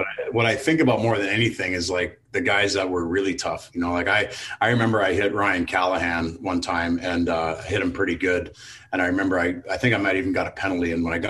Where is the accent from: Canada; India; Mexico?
Canada; the being Canadian and you know, the love of the game, the sheer joy that people feel around the game